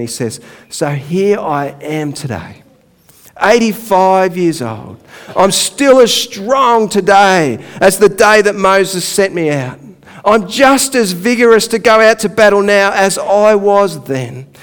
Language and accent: English; Donvale, Victoria, Australia; I actually grew up not far from here. I grew up in Donvale.